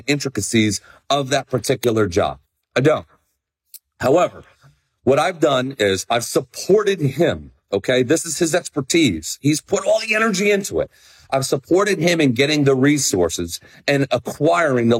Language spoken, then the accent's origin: English; New Jersey, United States; moved away; I am so psyched to be in Shrewsbury, New Jersey, less than 2 weeks from now, back in person in my home state